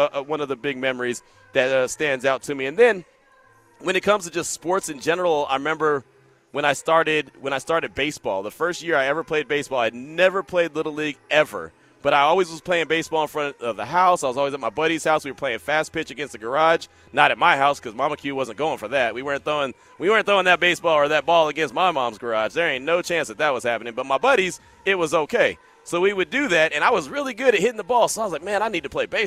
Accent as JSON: {"language": "English", "area": "the Bay Area", "region": "California", "country": "United States", "tie": "born or raised there", "said": "growing up in the Bay"}